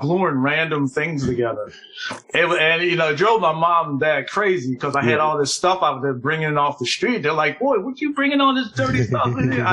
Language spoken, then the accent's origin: English; Philadelphia, Pennsylvania, United States; I'm born and raised in Philadelphia. I'm still living here